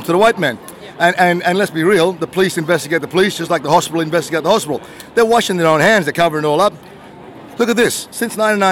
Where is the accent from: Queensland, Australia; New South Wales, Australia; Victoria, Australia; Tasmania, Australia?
Queensland, Australia; Gulf of Carpentaria; I'm from the Wanyangada and Gangla peoples in the Gulf of Carpentaria